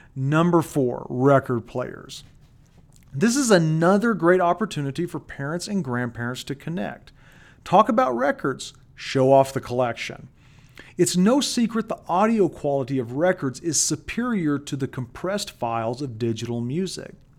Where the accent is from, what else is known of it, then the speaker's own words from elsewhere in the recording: Colorado, United States; In my home state of Colorado